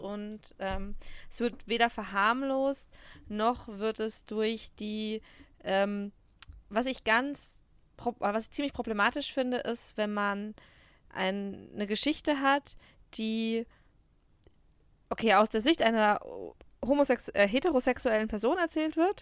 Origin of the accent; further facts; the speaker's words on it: Würzburg, Bavaria, Germany; moved away as an adult; also born or lived in Rhineland-Palatinate; now in Munich, Germany; ich bin ja in der Rheinland-Pfalz geboren. Ja. Und bin mit sechs Jahren nach Würzburg gezogen